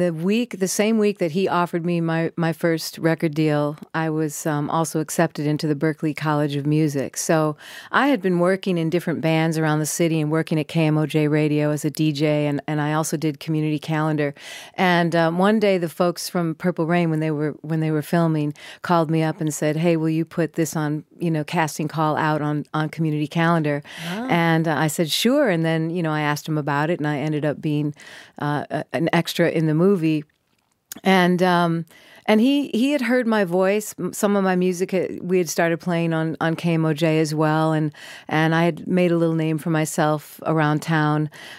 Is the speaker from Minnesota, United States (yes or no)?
yes; Minneapolis, Minnesota, United States; Obviously I'm from Minneapolis